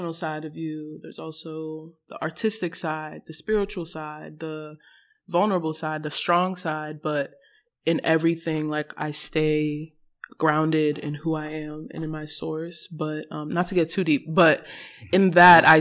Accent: Nigeria; moved away; Growing up in Nigeria, very religious household

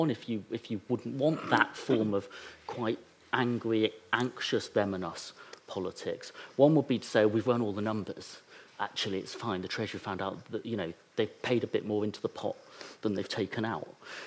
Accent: England, United Kingdom; I'm British, I'm English

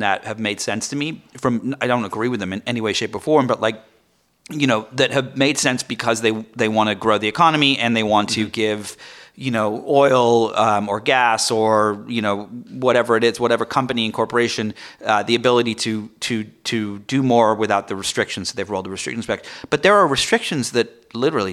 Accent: England, United Kingdom; moved away; I'm from England.

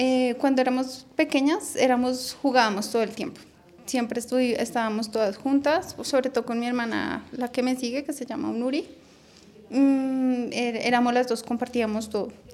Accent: Bogotá, Colombia; tengo 32 años, nací aquí en Bogotá

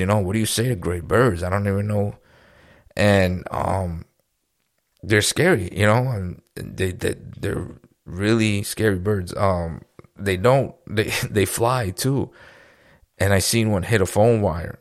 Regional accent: New York, United States; now in Florida, United States; We're from New York

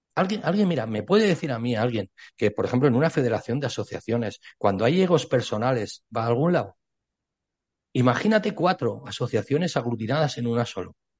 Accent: Spain; Yo soy ciudadano español

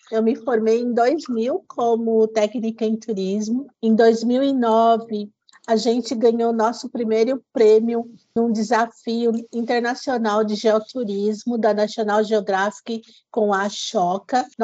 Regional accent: São Paulo, Brazil; also born or lived in Paraibuna; eu nasci em São Paulo, eu tenho 58 anos, esse ano eu completo 59 em novembro.

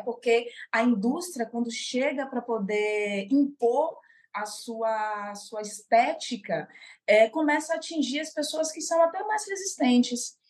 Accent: Salvador, Bahia, Brazil; also born or lived in São Paulo; sou soteropolitana de Salvador, Bahia

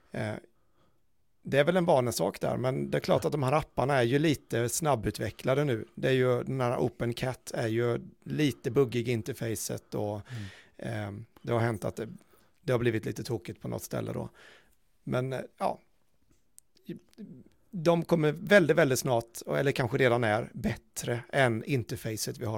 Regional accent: Småland, Sweden; jag är i smålänning så det ja.

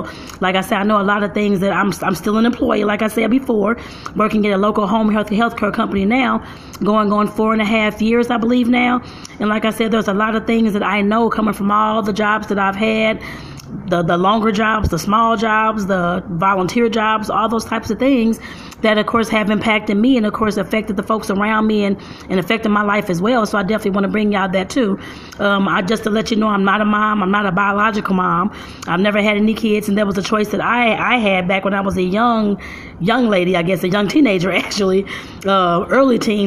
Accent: St. Louis, Missouri, United States; I'm from St. Louis, Missouri

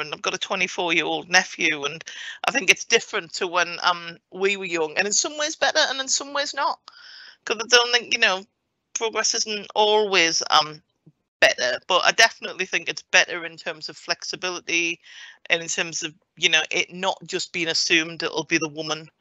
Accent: Morpeth, North East England, United Kingdom; moved away; I grew up in Morpeth in Northumberland

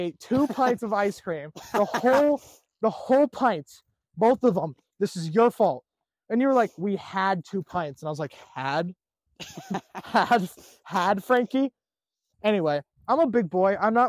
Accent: United States; I'm American.

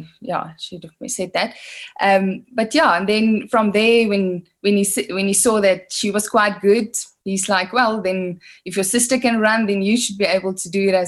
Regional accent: Worcester, Western Cape, South Africa; moved away as an adult; now in Pretoria, South Africa; I was born in Worcester. I grew up in Worcester.

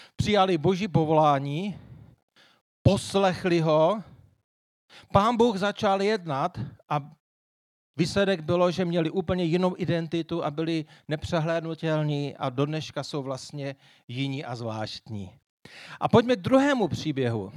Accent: Moravian Wallachia, Zlín Region, Czechia; já se dál hrdě hlásím tomu, že jsem Valach

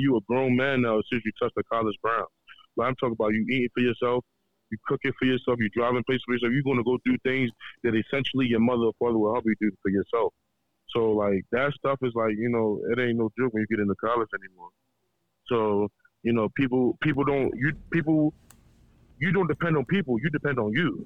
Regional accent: Baltimore, Maryland, United States; raised and born in Baltimore, Maryland, but I'm Nigerian descent

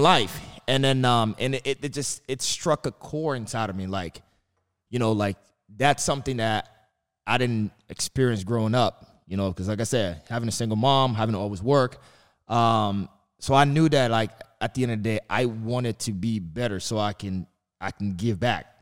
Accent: New York City, New York, United States; growing up in Brooklyn

